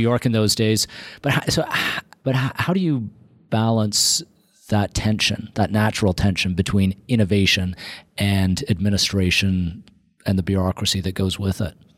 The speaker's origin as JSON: {"language": "English", "town": "Toronto", "region": "Ontario", "country": "Canada", "tie": "born or raised there", "said": "I grew up in Toronto, uh, first part of my, uh, life in Scarborough"}